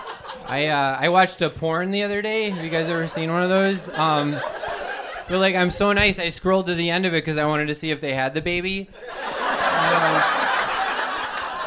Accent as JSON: {"language": "English", "region": "Wisconsin", "country": "United States", "moved": "yes", "lives_now": "New York City, United States", "said": "I'm from Wisconsin."}